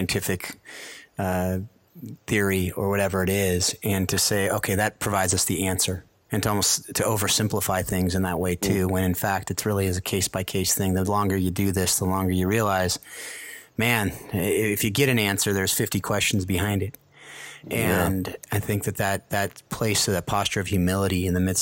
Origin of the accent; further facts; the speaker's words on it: United States; as Americans